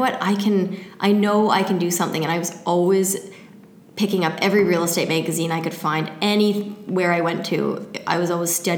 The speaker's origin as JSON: {"language": "English", "town": "Surrey", "region": "British Columbia", "country": "Canada", "tie": "born or raised there", "said": "I grew up in Surrey."}